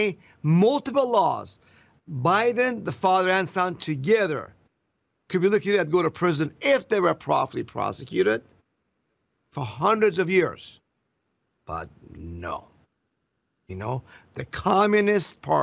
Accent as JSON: {"language": "English", "country": "Iran", "moved": "yes", "lives_now": "Florida, United States", "said": "I came from Iran, where we had no freedom"}